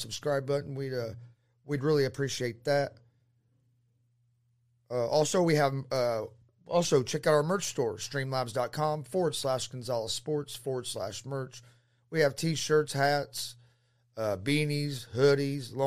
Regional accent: Muncie, Indiana, United States; I'm from Muncie, Indiana

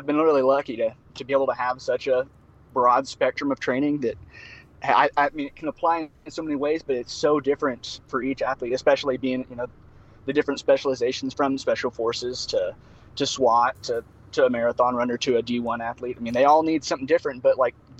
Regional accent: Cleora, Oklahoma, United States; moved away as an adult; now in Texas, United States; I'm a transplant, actually. I moved here about 5 years ago. I was originally from northeastern Oklahoma, ranching my whole life on a ranch up there outside of Cleora, Oklahoma.

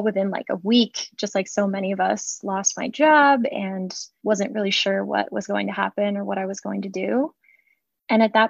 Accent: St. Augustine, Florida, United States; I grew up in St. Augustine, Florida

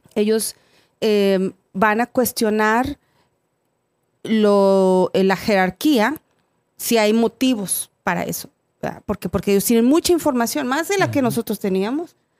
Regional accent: Mexico; moved away; yo soy de México

